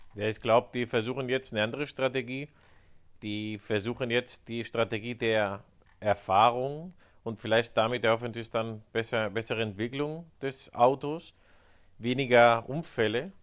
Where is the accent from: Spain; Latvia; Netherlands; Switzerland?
Spain; Ich sage als Spanier